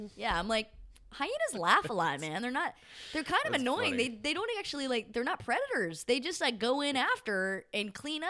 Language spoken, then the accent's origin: English; United States; being an American and growing up being like, yeah, we're on Israel's side.